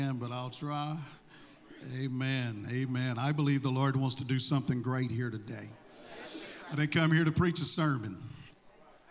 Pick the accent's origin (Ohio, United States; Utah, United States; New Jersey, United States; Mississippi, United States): Mississippi, United States; accent: southern; I don't have this southern draw because I was raised in Florida. I was raised in Mississippi.